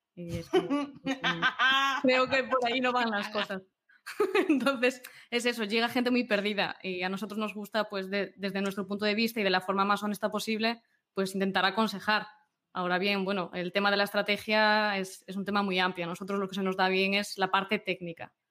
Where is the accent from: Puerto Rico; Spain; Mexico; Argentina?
Spain; Galicia; yo como buena gallega